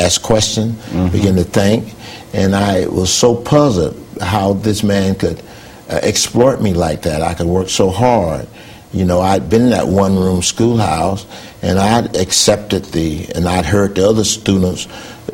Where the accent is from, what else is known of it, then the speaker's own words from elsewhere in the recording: New Hebron, Mississippi, United States; moved away as an adult; I was born in Mississippi, and that's where my family started